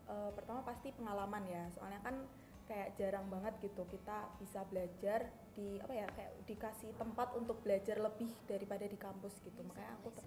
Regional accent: Yogyakarta, Special Region of Yogyakarta, Indonesia; aku dari jurusan Statistika juga angkatan 19, asal aku dari Jogja.

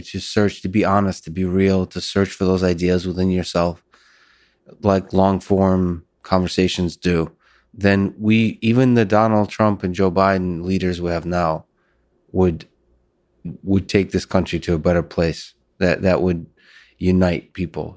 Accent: Russia; moved away; I was born in Russia

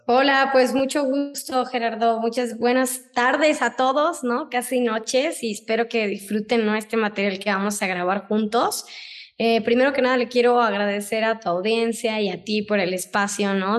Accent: Tuxpan, Veracruz, Mexico; moved away as an adult; also born or lived in Mexico City / Switzerland; yo vengo de Tuxpan, Veracruz, ¿no? No soy de aquí, de la ciudad

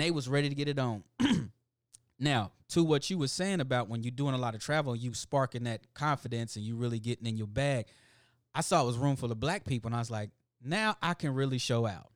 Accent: Indianapolis, Indiana, United States; I come from Irvington, Indianapolis. That used to be the headquarters of the Ku Klux Klan.

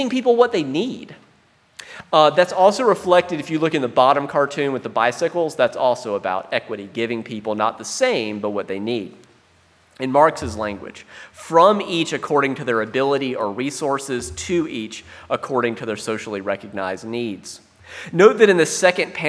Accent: South Carolina, United States; I grew up in South Carolina

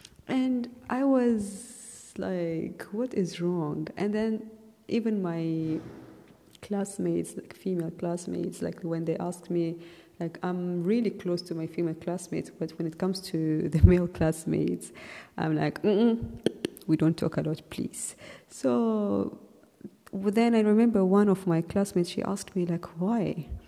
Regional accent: Ethiopia; also born or lived in Saudi Arabia; I wasn't living in my own country and I'm from Ethiopia. So in Ethiopia, the culture and everything is way different than how it is in Saudi Arabia.

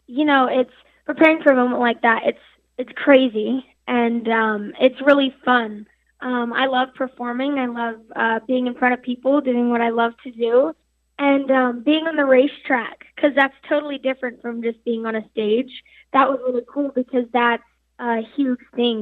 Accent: Farmington, New Mexico, United States; I'm 17 years old and I'm from Farmington, New Mexico.

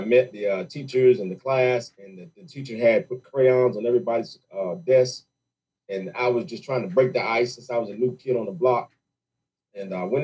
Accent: Raleigh, North Carolina, United States; also born or lived in Johnston County, North Carolina / Clayton, North Carolina; I'm really from Worthdale, Raleigh, North Carolina

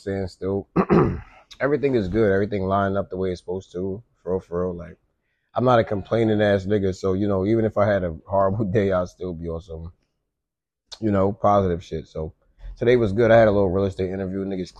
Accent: Pennsylvania, United States; born there; My pops stayed in Pennsylvania. I was born in Pennsylvania.

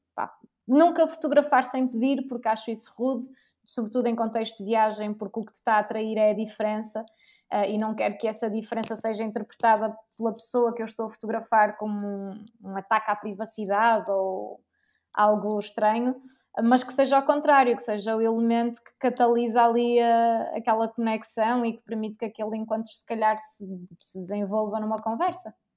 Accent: Portugal; eu era portuguesa

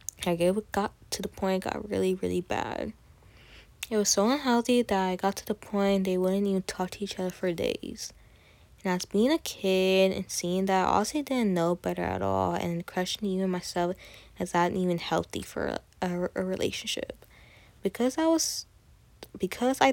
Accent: Katy, Texas, United States; I'm Colombian, Puerto Rican, Salvadoran, Venezuelan. I was born in Katy, Texas

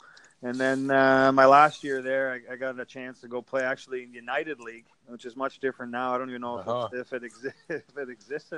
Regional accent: Orillia, Ontario, Canada; moved away as an adult; also born or lived in Germany / Japan; I'm from Orillia

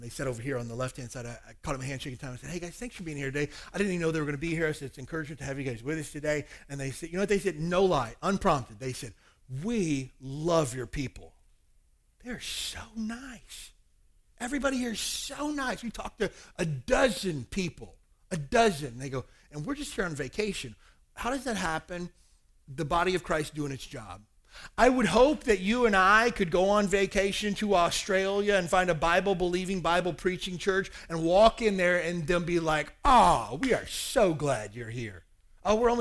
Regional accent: the South, United States; now in Hawaii, United States; I grew up in the South and everybody hugs everybody

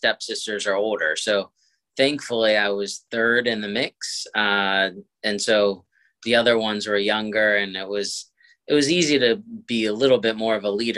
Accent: Montgomery County, Maryland, United States; I grew up here. I grew up in Montgomery County, from Laytonsville to Potomac, local graduate of Walt Whitman High School in Bethesda

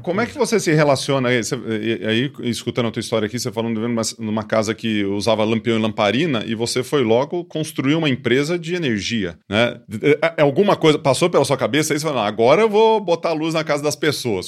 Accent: Ituverava, São Paulo, Brazil; eu sou de Tuverava

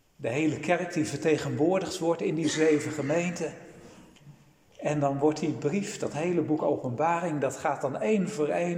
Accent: Netherlands; wij als Nederlanders

